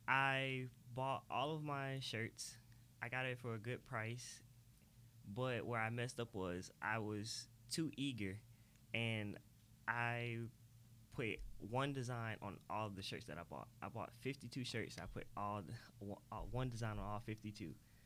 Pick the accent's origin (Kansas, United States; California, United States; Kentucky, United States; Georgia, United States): Georgia, United States; Atlanta; I was born in South Fulton, Atlanta, pretty much on Cleveland Avenue.